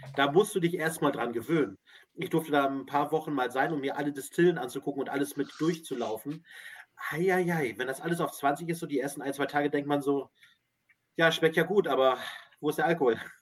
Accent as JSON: {"language": "German", "region": "Northern Germany", "country": "Germany", "said": "Wir sind ja als Hamburger, ne? Und dann können wir ein bisschen hier, oder Norddeutsche"}